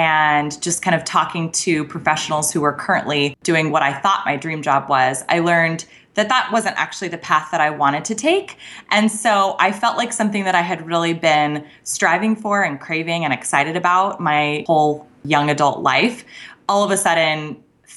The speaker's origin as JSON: {"language": "English", "town": "Scottsdale", "region": "Arizona", "country": "United States", "tie": "born or raised there", "said": "I grew up in Scottsdale, so this was like my hometown station."}